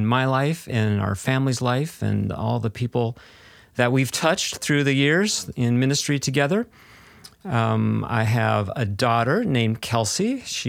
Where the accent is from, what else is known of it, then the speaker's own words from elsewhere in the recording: South Dakota, United States; Yeah, so, you know, I grew up in South Dakota, mostly in South Dakota